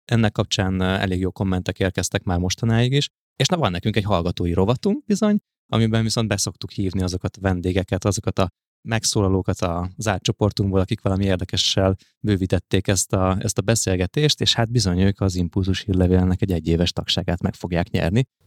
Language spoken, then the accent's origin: Hungarian; Budapest, Hungary